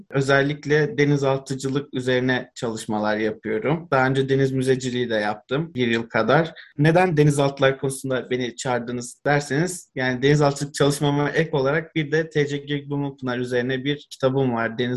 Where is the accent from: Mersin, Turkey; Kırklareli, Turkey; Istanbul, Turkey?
Istanbul, Turkey; Ben Üsküdar'da doğdum, büyüdüm. Aslında biraz daha Çamlıca'da denize uzak bir kısımda yaşıyorum ama her fırsatta Üsküdar sahile balık tutmaya ya da deniz kenarında dolaşmaya gidiyorduk.